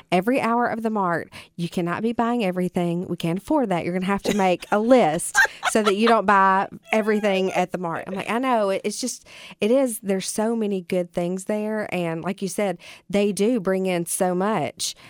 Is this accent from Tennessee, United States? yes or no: yes; Bolivar, Tennessee, United States; moved away as an adult; also born or lived in Murfreesboro, Tennessee; now in Jackson, United States; I'm from Bolivar